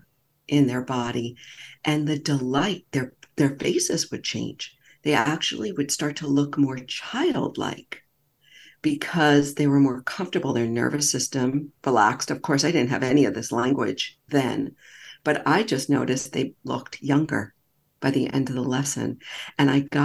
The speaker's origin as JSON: {"language": "English", "region": "New York", "country": "United States", "said": "I'm from New York"}